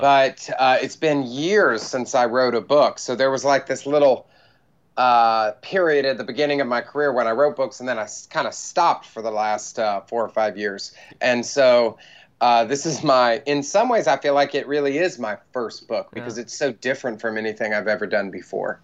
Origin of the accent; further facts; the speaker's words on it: United States; also born or lived in Bible Belt; now in New York City, United States; because I'm American